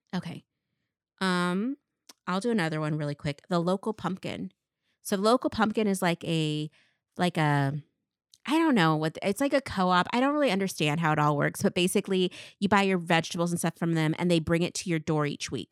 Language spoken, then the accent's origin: English; Tri-Cities, Washington, United States; born or raised there